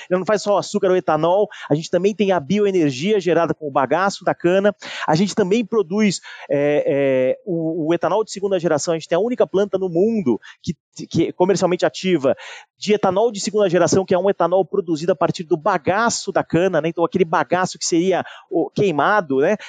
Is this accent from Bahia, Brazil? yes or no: no; São Paulo, Brazil; Eu sou de São Paulo